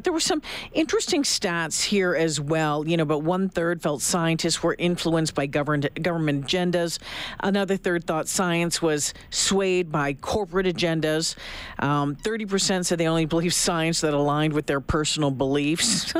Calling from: Alberta, Canada; I'm calling you from Alberta, right?

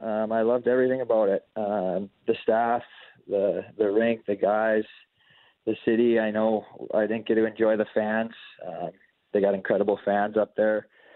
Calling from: Maple Grove, Minnesota, United States; I'm at home in Maple Grove, Minnesota.

